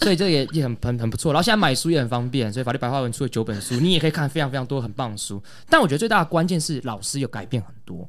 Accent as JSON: {"language": "Chinese", "country": "Taiwan", "said": "这一段历史才是真正最属于我们台湾人的"}